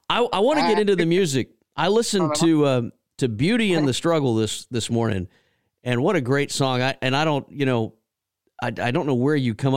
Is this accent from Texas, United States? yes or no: yes; Texas, United States; moved away; I grew up in Texas